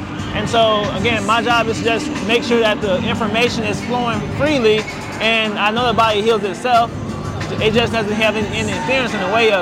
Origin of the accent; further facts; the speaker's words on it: Mississippi, United States; moved away; I'm originally from Mississippi